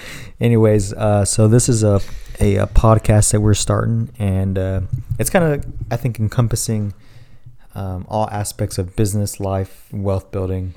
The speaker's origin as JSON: {"language": "English", "town": "Dallas", "region": "Texas", "country": "United States", "tie": "born or raised there", "said": "born and raised in Dallas, the best city out there"}